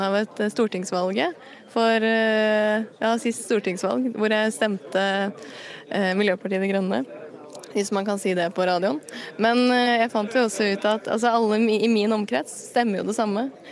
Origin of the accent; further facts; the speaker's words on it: Asker, Akershus, Norway; jeg kommer jo fra Asker